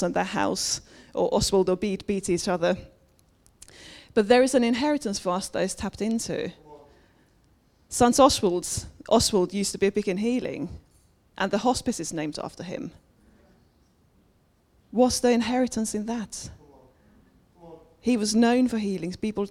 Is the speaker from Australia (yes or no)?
no; Finland; moved away; I was brought up Pentecostal in Finland.